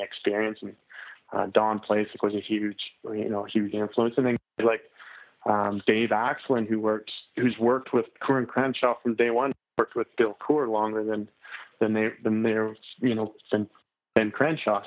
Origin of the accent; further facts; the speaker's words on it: Canmore, Alberta, Canada; I'm from Canada. I'm from uh, a small town called Canmore. It's in Alberta.